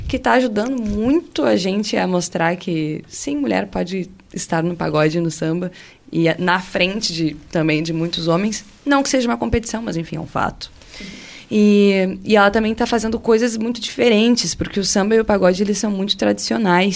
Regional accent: the South, southern Brazil, Brazil; eu e as meninas aqui que somos aqui do Sul

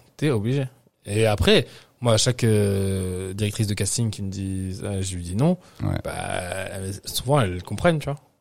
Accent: Nice, Provence-Alpes-Côte d'Azur, France; also born or lived in Paris / Picardy; on a habité à Nice. Tu vois, pendant tout le reste de ma vie, on habité jusqu'à mes 17 ans, j'habitais à Nice

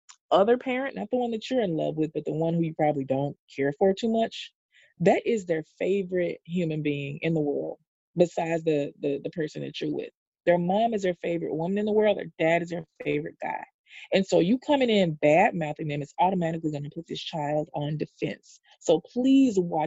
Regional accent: the South, United States; I'm from the South, and children don't call adults by their first name

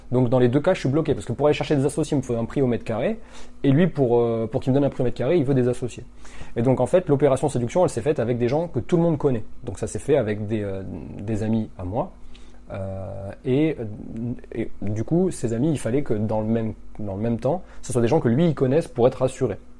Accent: Limoges, Nouvelle-Aquitaine, France; dans la ville de Limoges. c'est là où j'ai grandi.

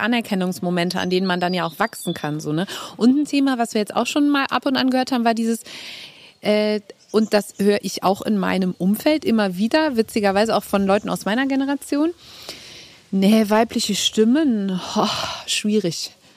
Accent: Cologne, North Rhine-Westphalia, Germany; accent: Kölsch; first language Kölsch; weil das halt meine Sprache ist, meine Muttersprache

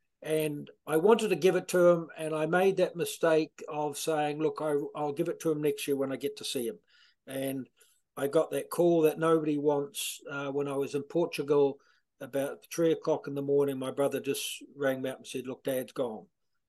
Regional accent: Ashburton, Canterbury, New Zealand; moved away as an adult; now in Ireland; I'm from a small little country. Well, not small, smallish. It's grown in the last few years. Ashburton, a small kind of a rural countryside town, about 50 miles south of Christchurch.

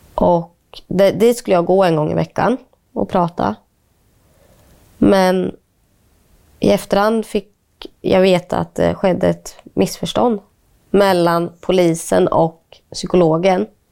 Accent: Linköping, Östergötland, Sweden; also born or lived in India; när någon frågar vart kommer du ifrån och jag säger ja, Linköping

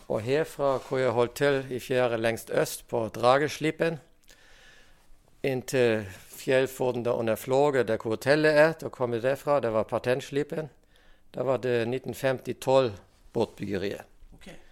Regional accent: Germany; now in Rognan, Norway; Og jeg kom jo hit fra Tyskland og har hørt om en båtbyggerskole som var på Rognan.

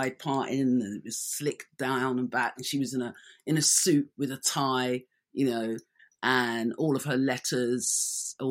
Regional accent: London, United Kingdom; born and raised in London

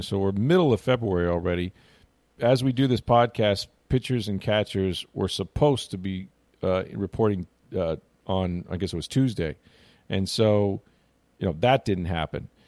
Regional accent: St. Petersburg, Florida, United States; I grew up in Saint Pete

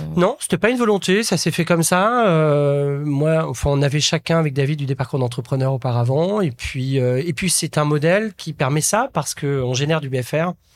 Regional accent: a small village in Nièvre, Burgundy, Bourgogne-Franche-Comté, France; moved away; je suis issu d'un petit village de la Nièvre, en Bourgogne

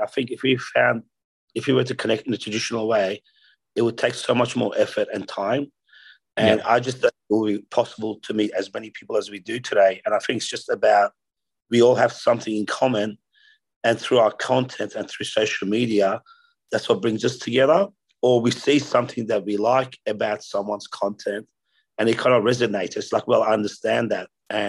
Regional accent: Australia; also born or lived in Tehran, Iran; So I was born in Iran, in Tehran, in Iran. At the age of 10, I migrated to Australia with my mum and sister. We basically came here for a better life.

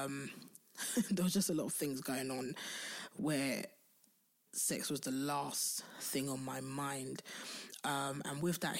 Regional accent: London, United Kingdom; I'm from Southeast London

